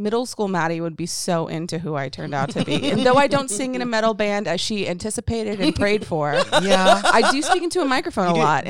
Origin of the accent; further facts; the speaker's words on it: Dallas, Texas, United States; moved away; I'm from Texas. I'm from Dallas, you know, the hometown